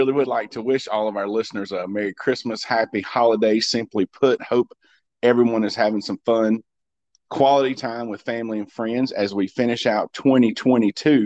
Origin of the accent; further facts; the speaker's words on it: Pacolet, South Carolina, United States; moved away; I was in my hometown of Packlet